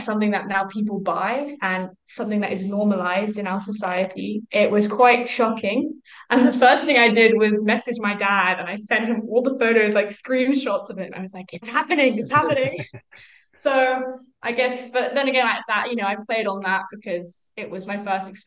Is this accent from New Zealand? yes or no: no; United Kingdom; I'm from the UK